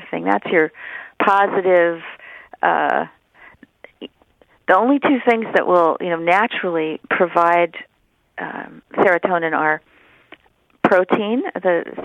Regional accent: San Francisco, California, United States; also born or lived in Los Angeles, California; Come up to San Francisco

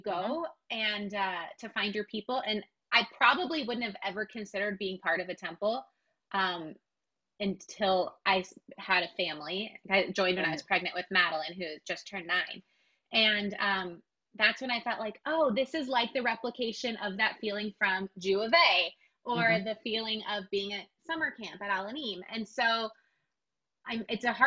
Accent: Westlake Village, California, United States; I grew up in Westlake and went to Westlake High School

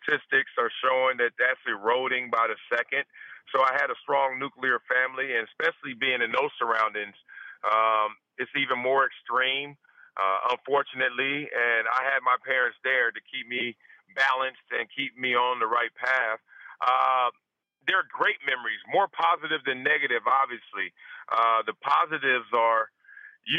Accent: Compton, California, United States; moved away as an adult; also born or lived in Buffalo; I'm proud that I'm from Compton. I'm proud I'm from South Central Los Angeles.

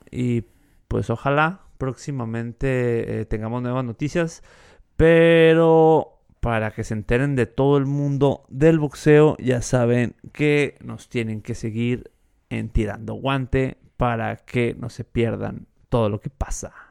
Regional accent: Mexico; yo soy mexicano.

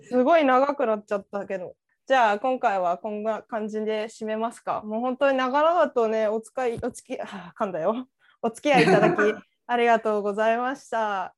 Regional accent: Chiba, Japan; moved away; 実家千葉だから、じゃあ千葉出身

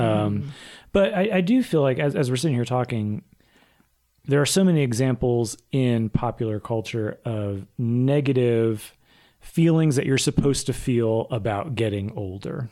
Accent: Ohio, United States; I'm from Ohio

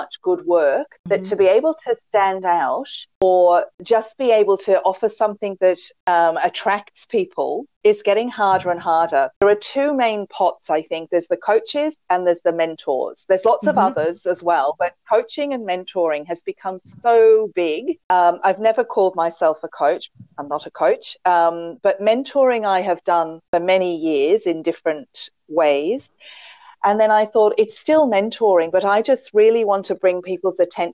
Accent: England, United Kingdom; accent: English; now in Australia; But I'm an Australian with an English accent because originally I'm from England. So it's not a pure Australian accent

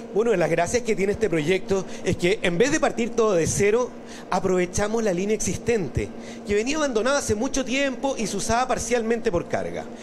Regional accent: Valparaíso, Chile; soy porteño, vivo allá.

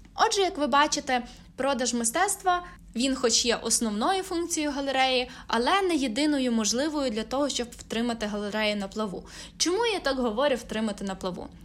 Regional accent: Lviv, Lviv Oblast, Ukraine; у моєму рідному Львові

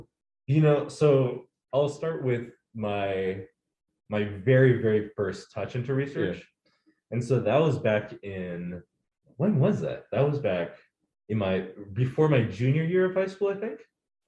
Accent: Nigeria; also born or lived in United States; I'm also Nigerian. And so fun story, I guess, is that I was born in, so my parents are from Nigeria, mm-hmm. obviously.

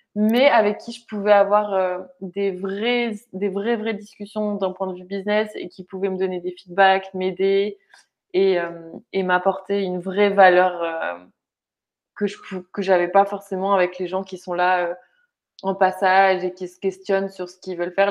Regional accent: France; also born or lived in Bali; Je suis dans ma région natale, je suis avec ma famille

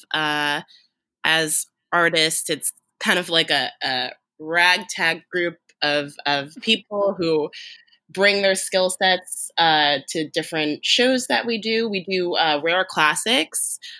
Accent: Cherry Hill, New Jersey, United States; I'm from Cherry Hill, New Jersey, in South Jersey

